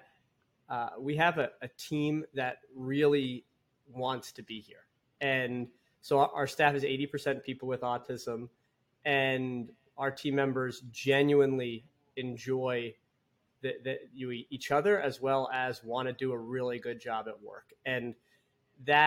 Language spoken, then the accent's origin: English; Long Island, New York, United States; I grew up on Long Island, New York